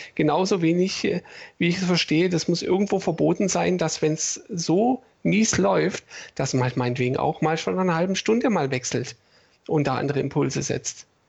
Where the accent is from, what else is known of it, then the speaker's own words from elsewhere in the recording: Stuttgart, Baden-Württemberg, Germany; ich bin in Bad Cannstatt geboren im September